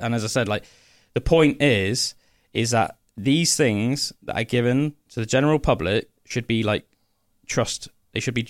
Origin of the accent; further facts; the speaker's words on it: Somerset, South West England, United Kingdom; my little Somerset brain